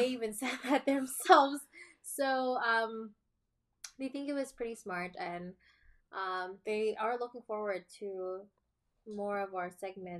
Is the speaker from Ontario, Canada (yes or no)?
yes; Toronto, Ontario, Canada; So we are Filipino-Canadians, born and raised in Toronto, Ontario. Another cool fact is that we've never been to the Philippines.